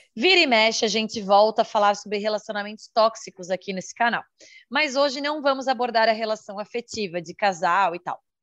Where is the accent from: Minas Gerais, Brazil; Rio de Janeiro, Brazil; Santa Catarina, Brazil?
Santa Catarina, Brazil; sou de Santa Catarina, solteira, 34 anos, mulher.